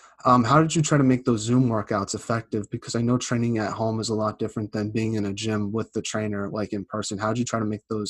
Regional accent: Boston, Massachusetts, United States; I'm from Boston myself

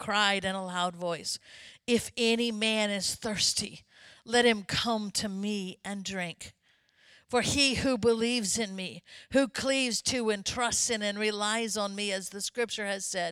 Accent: Florida, United States; I grew up in Florida

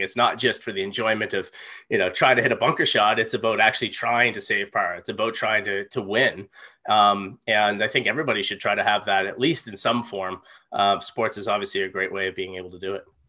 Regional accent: Halifax, Nova Scotia, Canada; I grew up right in Halifax, um, in Clayton Park

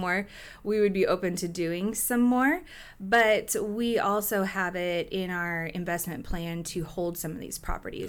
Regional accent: Gig Harbor, Washington, United States; also born or lived in Tacoma; I grew up in Gay Harbor.

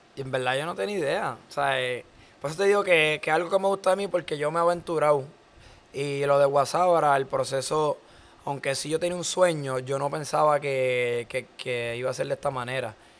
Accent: Caguas, Puerto Rico; nosotros somos de Cagua

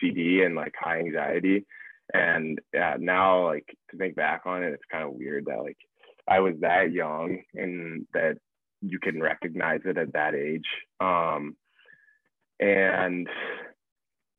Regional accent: Phoenix, Arizona, United States; moved away; I'm from Phoenix, Arizona. Grew up playing for the Phoenix Junior Coyotes

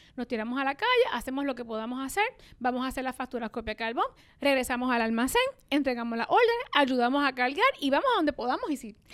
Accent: Puerto Rico; se hace en mi isla, pero en esta islita de 100 por 35

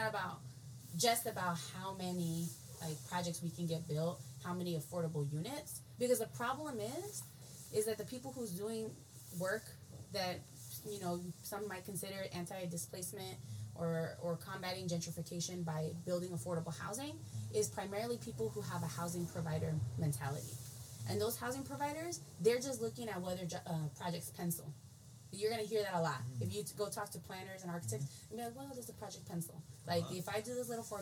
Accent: San Pablo, California, United States; also born or lived in Richmond, California; my mom lives in San Pablo, and you know, I grew up in San Pablo. Now I live in Richmond.

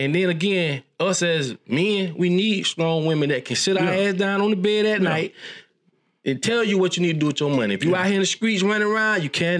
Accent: Bellevue, United States; Listen, boy, I come from there. I'm from Bellevue.

